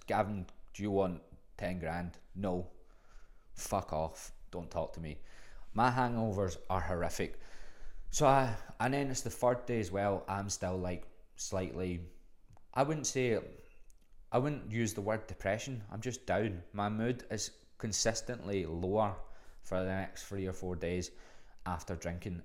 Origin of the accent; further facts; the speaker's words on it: Glasgow, Scotland, United Kingdom; moved away as an adult; now in Melbourne, Australia; I'm from fucking Glasgow